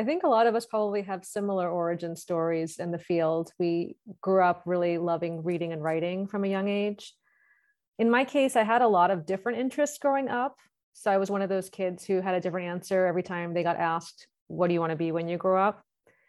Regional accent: New York, United States; accent: New York; New York.

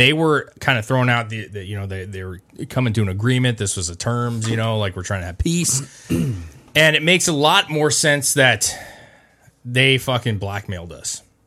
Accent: United States; as an American

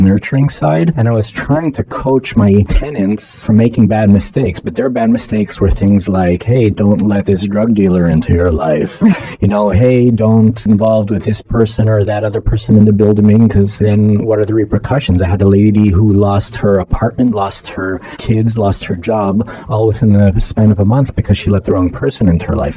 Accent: Toronto, Ontario, Canada; now in Los Angeles, United States; I grew up in Toronto.

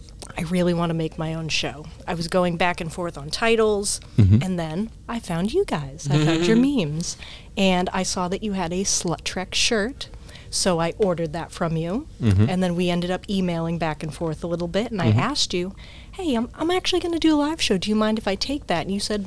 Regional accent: Boston, Massachusetts, United States; I'm from Boston. I'm part of the performance art community there.

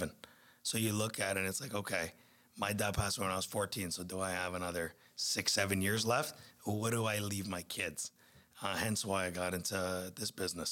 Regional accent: Niagara, Ontario, Canada; I'm born and raised in Niagara

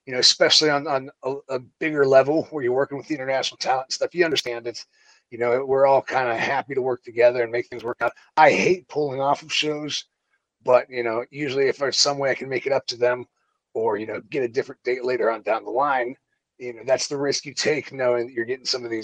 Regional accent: Pittsburgh, Pennsylvania, United States; moved away as an adult; also born or lived in Florida; I grew up in Pittsburgh.

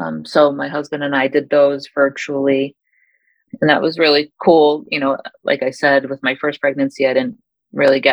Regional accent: Massachusetts, United States; now in Michigan, United States; I live in Michigan, but I'm originally from Massachusetts

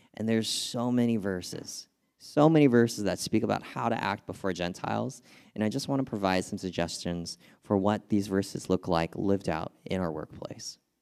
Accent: California, United States; moved away; I'm from California

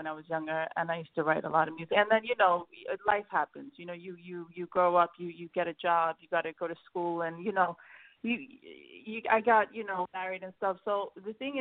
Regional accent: New York, United States; also born or lived in Sweden; I grew up in New York. I was born in Sweden, and I moved out of here. My parents moved to New York when I was five, and I grew up in New York most of my life.

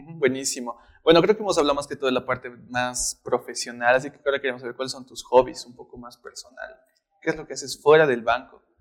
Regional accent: Bolivia; nosotros como bolivianos

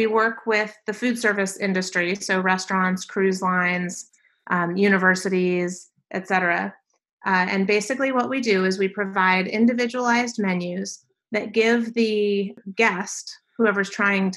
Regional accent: Silver Spring, Maryland, United States; moved away as an adult; also born or lived in Nashville, Tennessee; now in Phoenix, United States; I grew up in the Washington, D.C. metropolitan area, so right on the Maryland side in Silver Spring

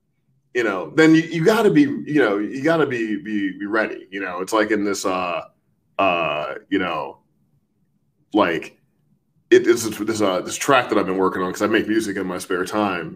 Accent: St. Louis, Missouri, United States; I grew up in St. Louis

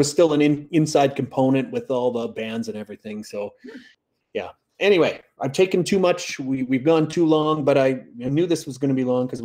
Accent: Saskatchewan, Canada; I'm from Saskatchewan.

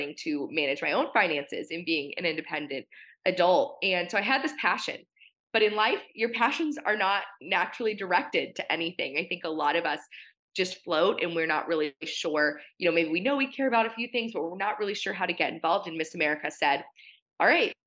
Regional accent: Portland, Oregon, United States; I grew up in Portland, Oregon. It's not exactly pageant country out here

